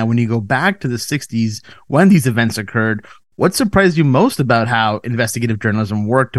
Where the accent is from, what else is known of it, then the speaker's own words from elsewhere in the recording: Canada; We're from Canada.